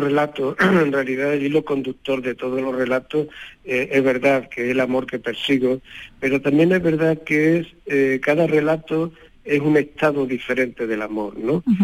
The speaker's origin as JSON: {"language": "Spanish", "town": "Córdoba", "region": "Andalusia", "country": "Spain", "said": "yo soy cordobés"}